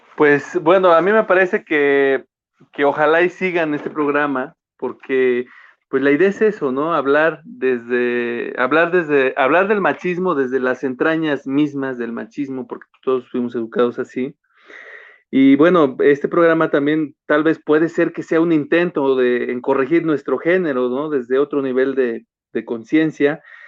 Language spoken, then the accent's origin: Spanish; Mexico; yo vengo de barrio, vengo de ahí de, crecí en Altavista